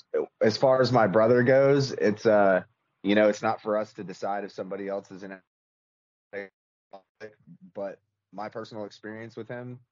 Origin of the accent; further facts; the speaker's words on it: Charleston, South Carolina, United States; born and raised in Charleston.